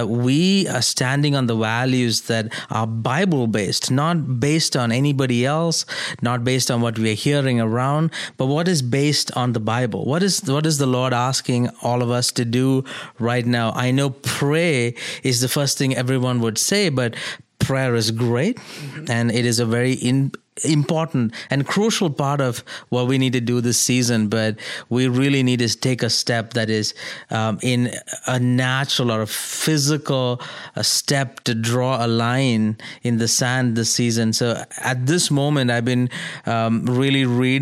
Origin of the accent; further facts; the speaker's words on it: India; moved away as an adult; now in United States; as an Indian who is here in America in my second year in the U.S.